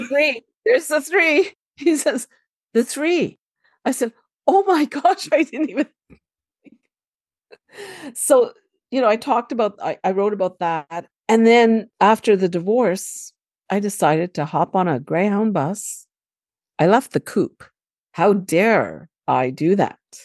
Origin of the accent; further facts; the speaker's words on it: Canada; also born or lived in Lebanon (ancestry); I was born and raised in Canada, so, you know, I'm very Canadianized, Americanized.